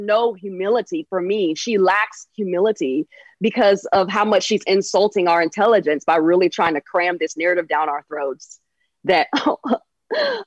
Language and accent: English; North Carolina, United States; moved away as an adult; now in Los Angeles, United States; I'm from North Carolina.